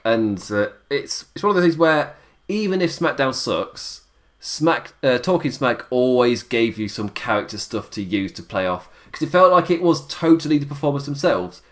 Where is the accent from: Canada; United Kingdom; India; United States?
United Kingdom; England; I'm English